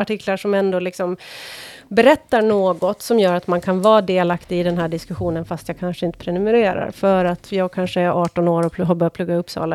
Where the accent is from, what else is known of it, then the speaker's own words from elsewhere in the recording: Åland Islands; accent: åländska; now in Stockholm, Sweden; när jag växte upp på Åland